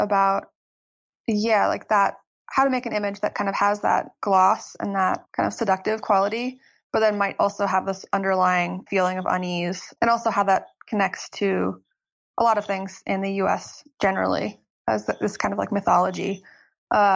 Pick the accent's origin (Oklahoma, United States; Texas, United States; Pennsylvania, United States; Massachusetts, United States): Pennsylvania, United States; State College; moved away as an adult; also born or lived in New York; I'm actually living in my hometown now